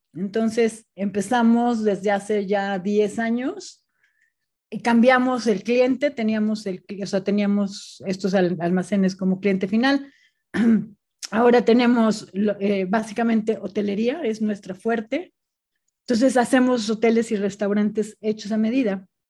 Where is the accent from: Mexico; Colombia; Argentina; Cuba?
Mexico; Puebla; moved away; also born or lived in Monterrey / Guadalajara / Spain; yo soy de Puebla, me fui, viví en Monterrey, después Guadalajara